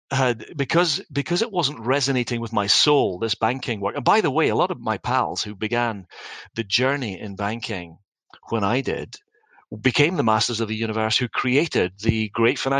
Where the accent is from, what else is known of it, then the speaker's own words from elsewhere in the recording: Dundee, Scotland, United Kingdom; back home in Scotland around my family and the people that I loved. I wanted to make a difference in my hometown of Dundee.